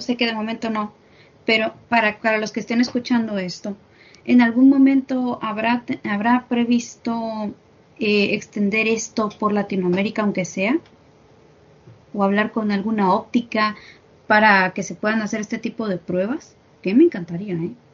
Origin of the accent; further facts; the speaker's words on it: Mexico; yo soy de aquí de México